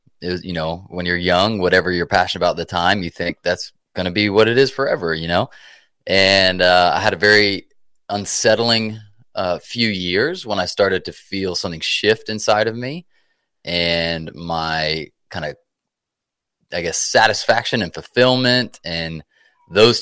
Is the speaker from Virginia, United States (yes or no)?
no; Atlanta, Georgia, United States; also born or lived in South Carolina; I'm from Atlanta, Georgia